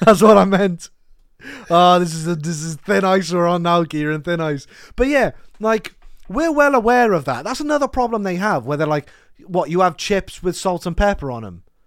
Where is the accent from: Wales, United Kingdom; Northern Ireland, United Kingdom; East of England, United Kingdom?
Wales, United Kingdom; Cardiff; I told her I was from Cardiff